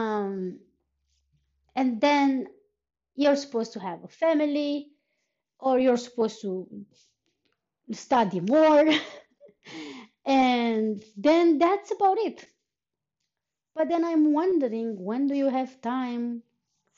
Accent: Romania; moved away as an adult; now in Iceland; I've been living in Iceland on and off for almost for more than 3 years, but I am from Romania

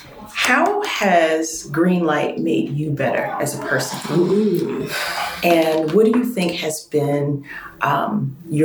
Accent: the South, United States; I grew up in the South with a grandma

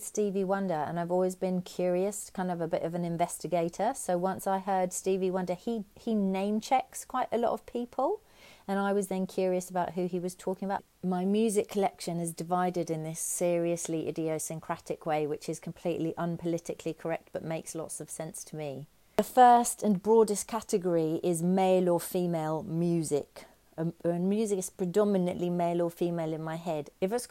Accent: London, United Kingdom; now in Auckland, New Zealand; I grew up in Finsbury Park in London.

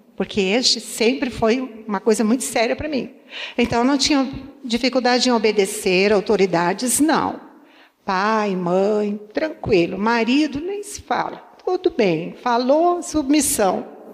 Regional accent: Santa Rosa, Brazil; eu fui criada no interior, em Santa Rosa

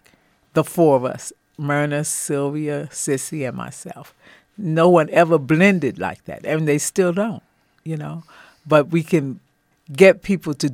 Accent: New York City, New York, United States; I'm from New York City

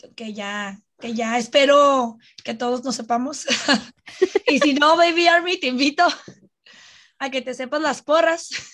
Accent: Mexico; somos dos armies mexicanas feministas

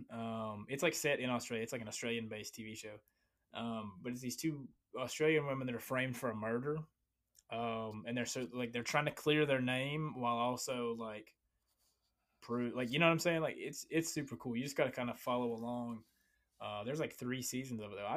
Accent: Virginia, United States; born or raised there

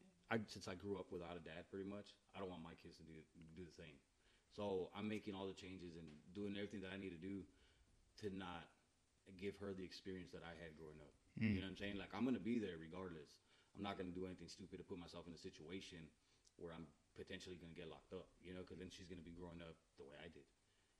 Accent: Edinburg, Texas, United States; now in Kerrville, United States; I'm originally from the Valley, from Edinburgh, and I moved to Kerrville January 26th of 2004.

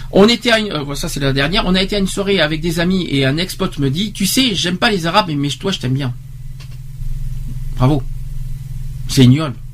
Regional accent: Romania; French is a second language; d'habitude les gens me demandent mes origines en précisant que j'ai un léger accent charmant. Presque chaque fois euh, que je réponds je suis roumaine

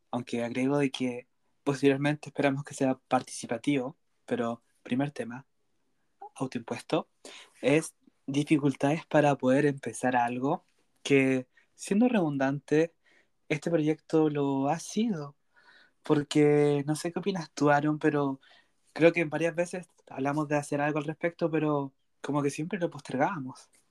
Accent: Chile; soy de una ciudad cercana al sur, centro-sur del país Chile

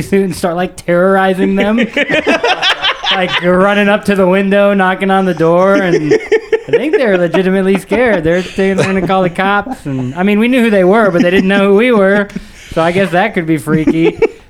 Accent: Peyton, Colorado, United States; born or raised there; also born or lived in Canada

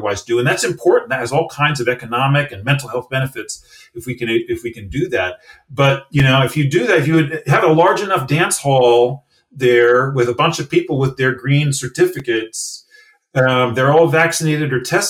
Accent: United States; accent: American; you can maybe tell from my accent, from an American

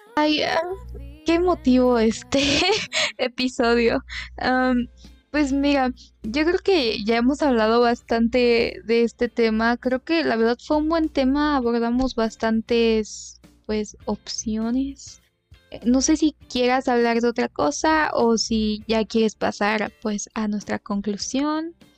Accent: Mexico; somos de México

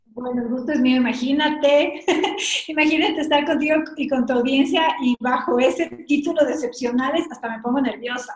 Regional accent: Ecuador; he sido la única latinoamericana y la única ecuatoriana

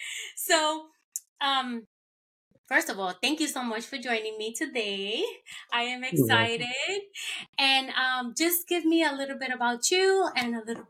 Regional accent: New York, United States; now in Florida, United States; I'm originally from New York as well, but I live down in Florida, so I'm technically a Floridian

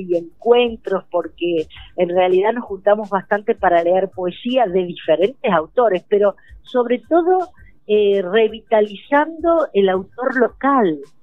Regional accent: Entre Ríos, Argentina; moved away as an adult; now in Chubut, Argentina; Entre Ríos porque, bueno, es mi tierra natal

